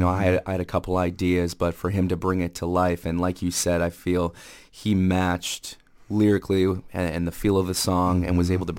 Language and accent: English; Winona, Minnesota, United States; moved away; growing up in Minnesota. Mm-hmm. And I've been fortunate enough to live different places in the United States and travel a lot of places and see a lot of great things, but always being pulled back to Minnesota.